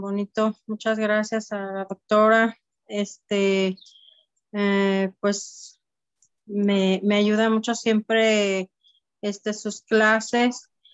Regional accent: Guadalajara, Jalisco, Mexico; soy de Guadalajara

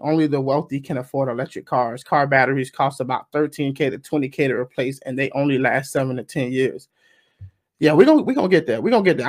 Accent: the South, United States; I'm from the South. I'm from the South, right?

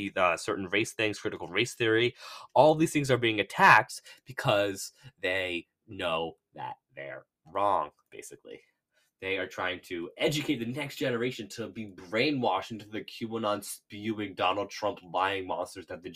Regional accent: Bedford, Massachusetts, United States; I'm from Bedford, Mass

